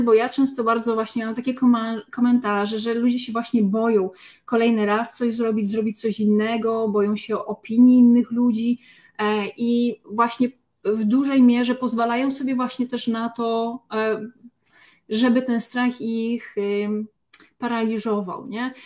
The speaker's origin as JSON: {"language": "Polish", "region": "Lesser Poland", "country": "Poland", "said": "z tej samej okolicy, z której pochodzę ja, czyli właśnie z Małopolski"}